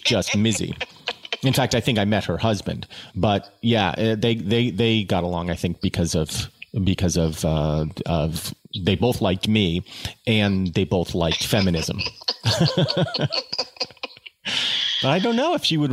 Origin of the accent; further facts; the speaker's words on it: Hillsborough, New Jersey, United States; Hillsborough, New Jersey, which is, I would say, was a step up from Mary Green in terms of people's expectations